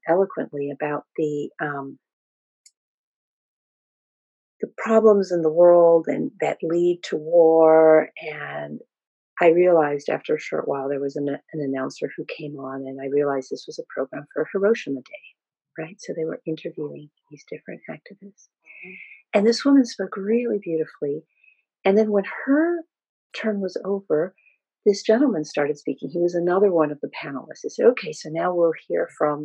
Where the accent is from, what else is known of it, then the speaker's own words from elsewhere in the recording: Peru; born in Peru